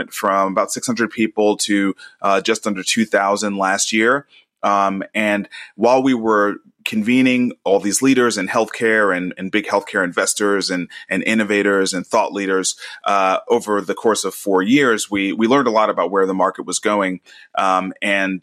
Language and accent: English; New York City, New York, United States; moved away as an adult; now in Nashville, United States; I was born and raised in Brooklyn